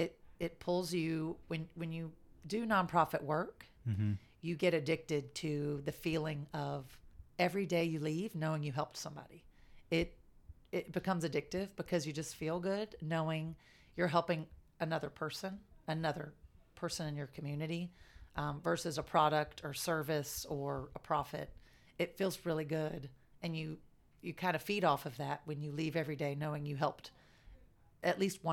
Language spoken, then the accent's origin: English; Jacksonville, Florida, United States; So I grew up in Riverside area. Yeah. And then after first grade, moved to Julington Creek before it was what it is today.